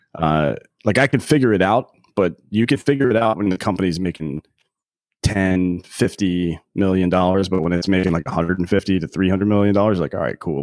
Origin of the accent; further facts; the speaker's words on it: near Clemson, South Carolina, United States; now in Austin, United States; I grew up in, uh, South Carolina near Clemson University